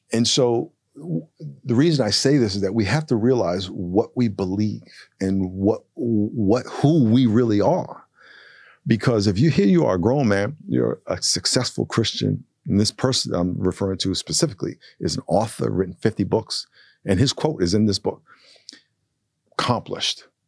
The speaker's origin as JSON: {"language": "English", "country": "United States", "said": "I'm the American"}